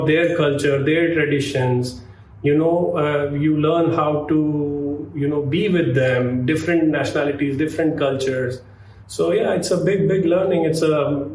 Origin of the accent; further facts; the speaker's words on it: India; moved away as an adult; now in Doha, Qatar; being an Indian